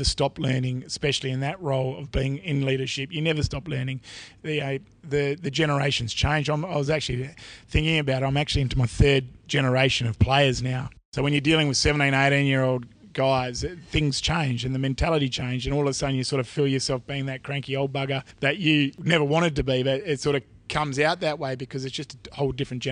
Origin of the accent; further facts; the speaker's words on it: Wagin, Western Australia, Australia; I was born in Wagin, which is about 20 k's away from one another. So both country boys